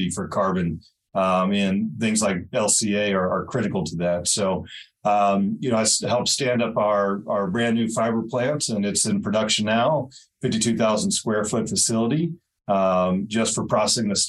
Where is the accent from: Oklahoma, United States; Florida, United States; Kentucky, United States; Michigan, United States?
Kentucky, United States; Louisville; moved away as an adult; also born or lived in Bozeman, Montana / New York; now in Belgrade, Montana, United States; I was born and raised in Louisville, Kentucky